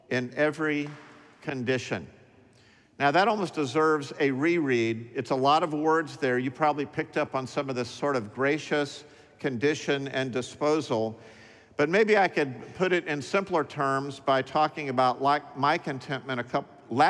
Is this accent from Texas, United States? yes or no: yes; Dallas, Texas, United States; When I was growing up in Dallas between ages 5 and 10